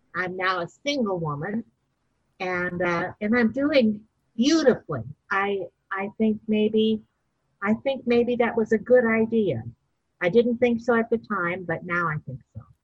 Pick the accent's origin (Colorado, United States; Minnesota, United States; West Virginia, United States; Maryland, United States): Minnesota, United States; St. Paul; I'm originally from Minnesota, St. Paul, Minnesota